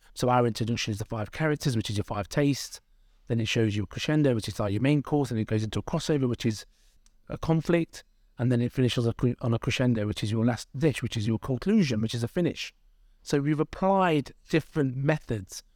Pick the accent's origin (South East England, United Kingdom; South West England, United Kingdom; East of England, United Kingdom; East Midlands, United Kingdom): East Midlands, United Kingdom; Derby; I'm from Derby. My parents are immigrants. They came here in the sixties from India.